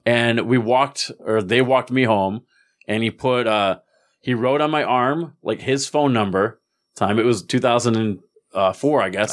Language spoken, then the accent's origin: English; Palm Beach, Florida, United States; I'm back in my hometown, but I was away for, like, twelve years.